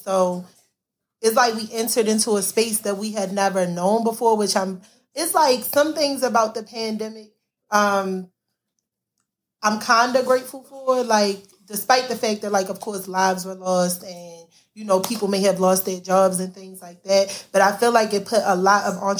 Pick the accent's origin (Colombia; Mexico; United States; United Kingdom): United States; Baltimore, Maryland; growing up in Baltimore